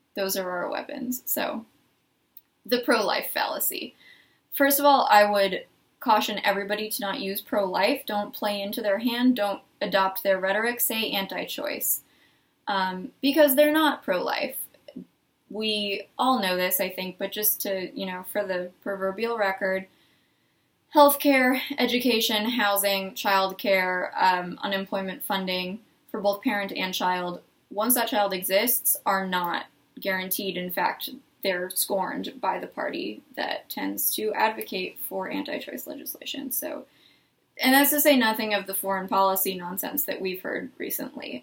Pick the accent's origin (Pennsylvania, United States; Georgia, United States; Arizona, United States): Arizona, United States; moved away; I'm from Arizona